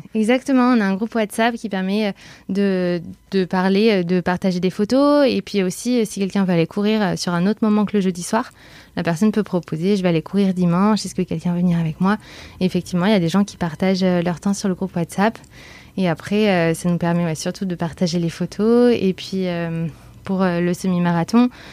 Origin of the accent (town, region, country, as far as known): Bordeaux, Nouvelle-Aquitaine, France; moved away as an adult; now in Paris, France